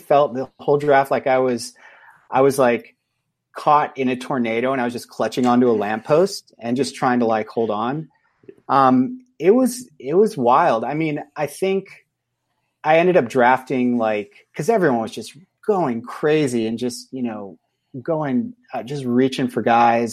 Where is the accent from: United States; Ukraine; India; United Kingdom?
United States; California; now in Idaho, United States; I'm exiled from California